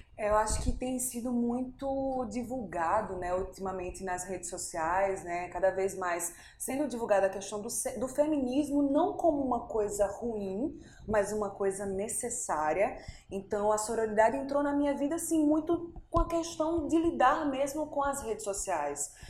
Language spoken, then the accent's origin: Portuguese; Pernambuco, Brazil; now in João Pessoa, Brazil; sou natural de Pernambuco, mas moro aqui em João Pessoa há mais ou menos uns 12, 13 anos.